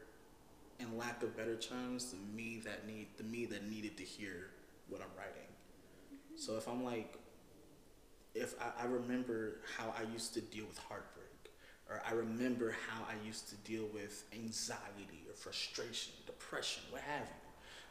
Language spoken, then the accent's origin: English; Virginia, United States; I'm from Virginia